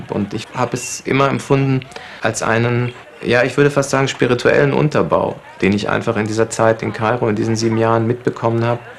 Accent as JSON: {"language": "German", "country": "Germany", "tie": "born there", "also_born_or_lived": "Libya", "said": "also ich bin in Deutschland geboren und dann haben wir einige Jahre in Libyen gelebt und ich bin eigentlich ohne Fernsehen aufgewachsen."}